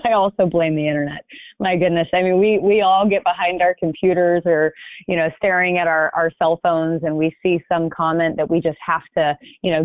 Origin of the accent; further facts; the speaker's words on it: Hoover, Alabama, United States; moved away; also born or lived in California; I grew up in Birmingham, Alabama, in a suburb called Hoover